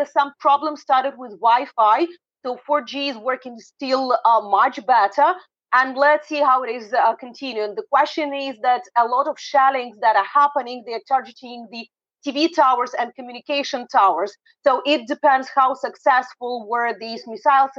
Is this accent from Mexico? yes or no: no; Odesa, Odesa Oblast, Ukraine; I've been in my hometown in Odessa, the biggest seaport of the country